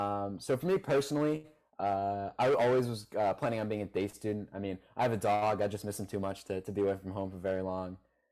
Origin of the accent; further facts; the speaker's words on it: Farmington, Connecticut, United States; I'm obviously a day student from Farmington, Connecticut.